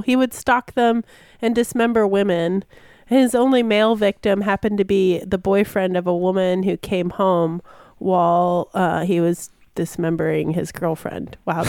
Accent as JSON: {"language": "English", "town": "Gainesville", "region": "Florida", "country": "United States", "said": "I'm also from Gainesville, Florida, which happens to be a little bit cooler than the rest of everywhere else in Florida."}